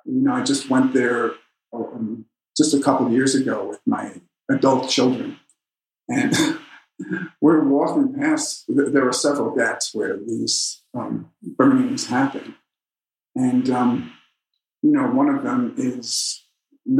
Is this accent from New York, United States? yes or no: yes; New York, United States; I come from New York